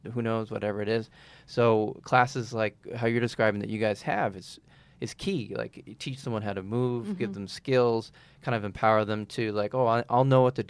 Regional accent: Massachusetts, United States; now in New York, United States; I'm not from New York originally. I'm from Massachusetts.

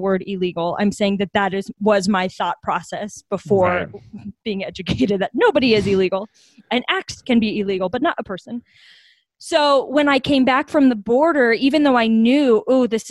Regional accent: Bastrop, Texas, United States; also born or lived in Colorado Springs, Colorado; now in Denver, United States; I grew up in Bastrop, Texas.

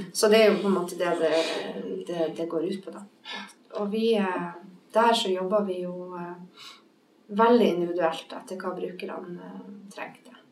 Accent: Bodø, Nordland, Norway; moved away; also born or lived in Bergen; Der jeg vokste opp i Bodø

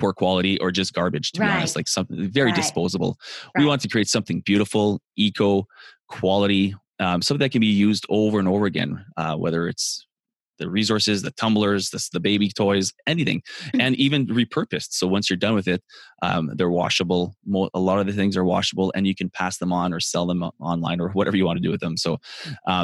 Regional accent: Canada; I'm Canadian

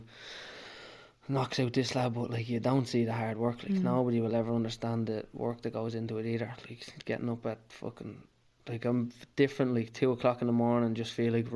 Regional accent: Naas, Ireland; I'm from Nace, I'm from Sarta

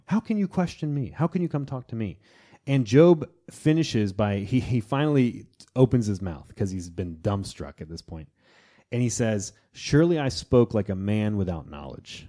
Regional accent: Florida, United States; in my hometown of Florida

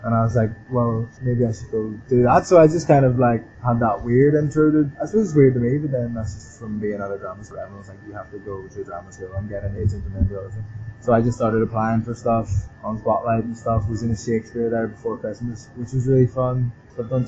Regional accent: Belfast, Northern Ireland, United Kingdom; moved away; I'm Irish

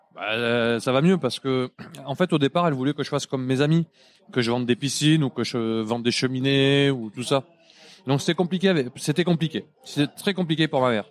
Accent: Montpellier, Occitania, France; notre tour Eiffel à nous à Montpellier

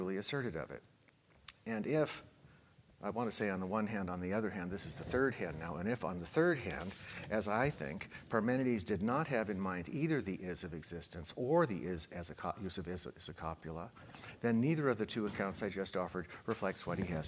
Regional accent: Oakland, California, United States; my hometown, Oakland, California

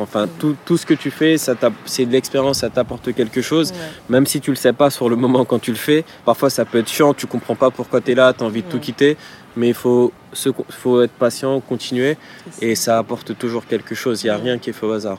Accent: Villepinte, Île-de-France, France; j'ai grandi à Villepinte, donc dans, le 93

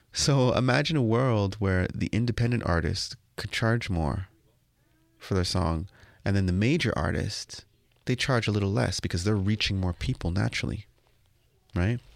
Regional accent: Toronto, Ontario, Canada; you say you're from Toronto

